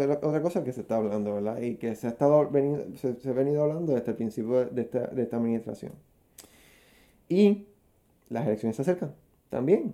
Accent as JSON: {"language": "Spanish", "country": "Puerto Rico", "said": "aquí en Puerto Rico"}